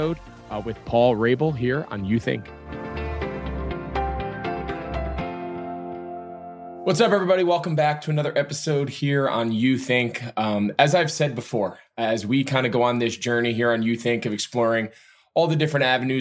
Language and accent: English; New Jersey, United States; moved away; growing up in New Jersey